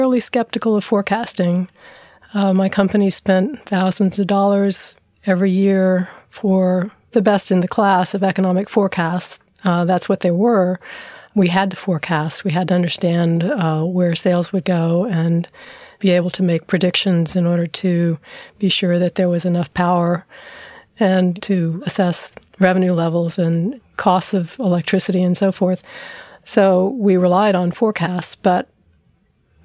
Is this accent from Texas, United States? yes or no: yes; San Antonio, Texas, United States; moved away as an adult; also born or lived in Dallas, Texas / Claremont, California; I grew up in San Antonio, Texas, and spent my first 18 years there